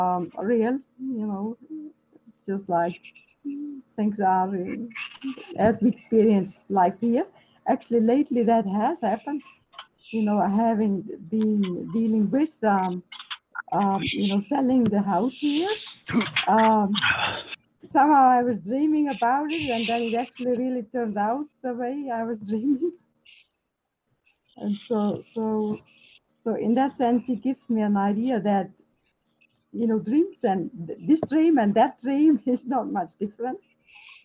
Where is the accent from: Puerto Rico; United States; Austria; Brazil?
Austria; now in Victoria, Canada; I grew up in Austria, and so I still have a bit of an accent